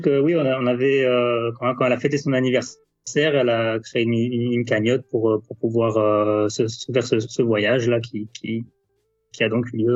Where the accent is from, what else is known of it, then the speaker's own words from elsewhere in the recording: France; en tant que Français